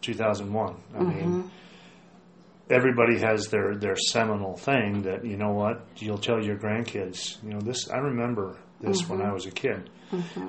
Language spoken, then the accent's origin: English; United States; I love being an American. I love this country.